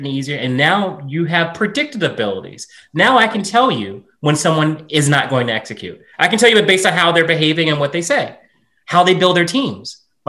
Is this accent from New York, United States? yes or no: no; Southern Virginia, United States; moved away; growing up in Southern Virginia